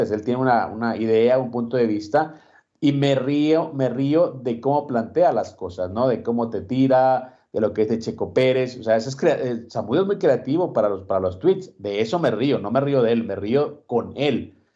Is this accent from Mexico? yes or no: yes; Mexico; que lo vea como el único campeón que nos representa como mexicanos